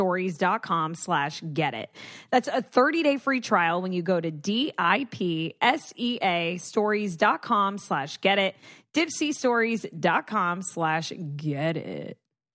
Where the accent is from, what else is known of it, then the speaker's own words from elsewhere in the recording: Dominican Republic; Just my home country.